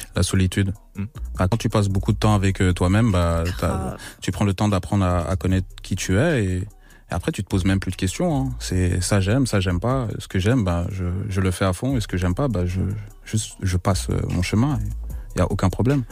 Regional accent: Belgium; je viens de la Belgique

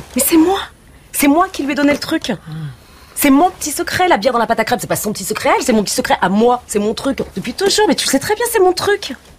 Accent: Senlis, Hauts-de-France, France; je viens de Senlis dans l'Oise

